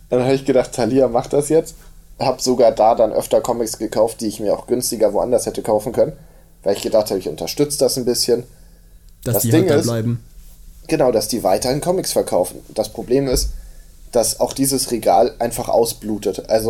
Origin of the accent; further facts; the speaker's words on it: Hamburg, Germany; ja, ich komme eigentlich aus Hamburg, da habe ich ja auch noch nicht von gehört.